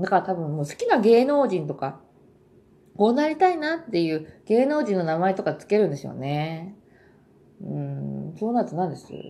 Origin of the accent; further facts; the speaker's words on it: Japan; moved away as an adult; now in South Korea; 日本人日本で育った、まあ、故郷